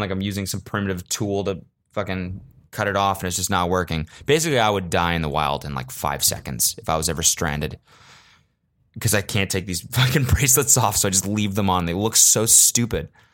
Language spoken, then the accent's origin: English; United States; as an American